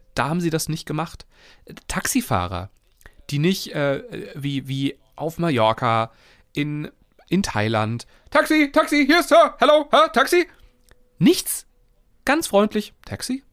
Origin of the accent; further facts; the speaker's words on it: Germany; so erwarten wir es als Deutsche ja auch